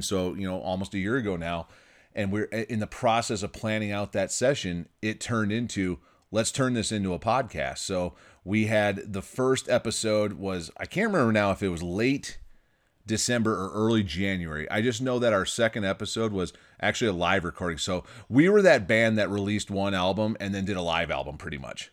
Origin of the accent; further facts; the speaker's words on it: Michigan, United States; now in California, United States; my home state where I grew up, Michigan